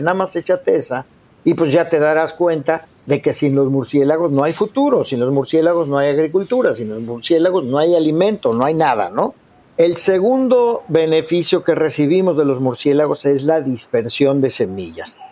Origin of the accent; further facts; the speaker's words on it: Mexico; como mexicanos